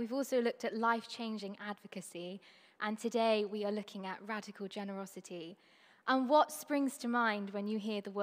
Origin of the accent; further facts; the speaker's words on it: Trinidad & Tobago; I'm from Trinidad and Tobago, which is a really small Caribbean island. It's the most southern of them all. That's where I call home.